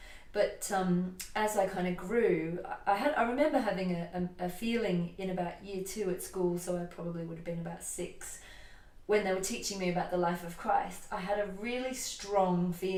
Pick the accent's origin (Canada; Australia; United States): Australia; moved away as an adult; now in United Kingdom; When I was 21, I moved from Australia to the UK, and I was in a relationship.